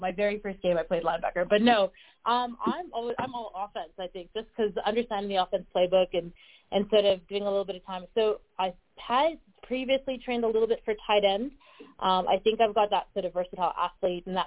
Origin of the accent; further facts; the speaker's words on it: Canada; also born or lived in Australia; now in Denver, United States; being Canadian, like, I've grown up eating sort of Canadian